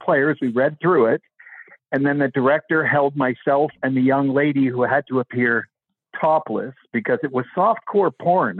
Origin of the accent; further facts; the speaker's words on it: Vancouver, British Columbia, Canada; I am actually from Vancouver. That's where I live